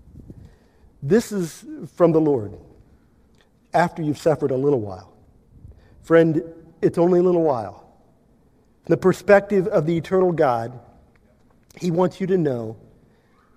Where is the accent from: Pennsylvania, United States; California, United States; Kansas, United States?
Kansas, United States; I'm from Kansas